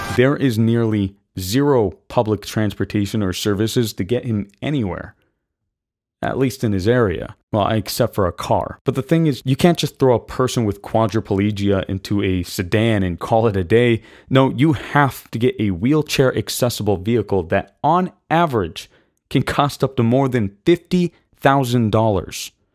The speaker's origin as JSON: {"language": "English", "country": "United States", "said": "we as American citizens"}